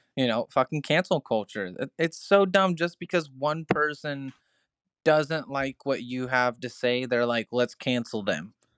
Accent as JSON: {"language": "English", "town": "Crescent", "region": "Iowa", "country": "United States", "also_born_or_lived": "Mount Ayr, Iowa", "said": "whenever I moved from Mount Air, Iowa to Crescent, Iowa, we used to call it Little Chicago as well because the train leads from Chicago straight through my town"}